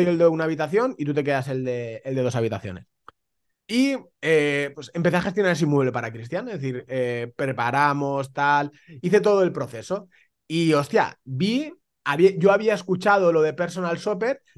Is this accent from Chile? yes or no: no; Valencia, Valencian Community, Spain; also born or lived in Germany; now in Alicante, Spain; yo soy de Valencia, pero resido en Alicante